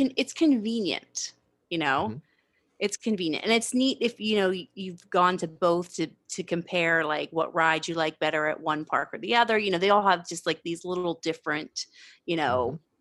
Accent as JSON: {"language": "English", "region": "Pennsylvania", "country": "United States", "tie": "born or raised there", "also_born_or_lived": "San Diego", "moved": "yes", "said": "I'm from Pennsylvania originally. So growing up on the East Coast"}